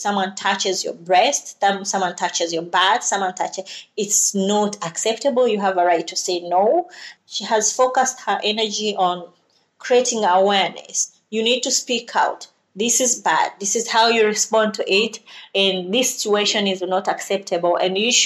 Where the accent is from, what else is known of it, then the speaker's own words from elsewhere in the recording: Uganda; Originally, I'm from Uganda. I was born and raised in Uganda and was educated in Uganda.